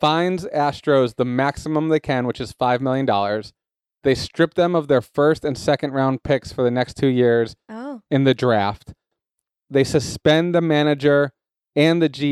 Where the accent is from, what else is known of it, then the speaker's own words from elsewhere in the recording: New England, United States; I'm from New England